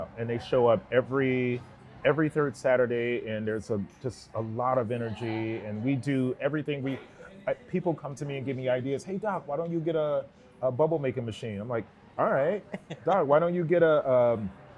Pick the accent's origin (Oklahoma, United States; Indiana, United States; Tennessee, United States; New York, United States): Indiana, United States; Gary; now in Seattle, United States; a young Black kid growing up in Gary, Indiana